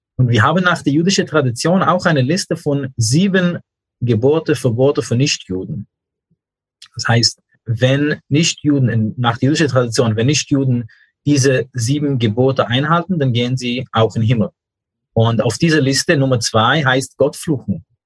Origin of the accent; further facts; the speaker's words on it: New York, United States; German is a second language; moved away as an adult; now in Germany; Ich bin in New York aufgewachsen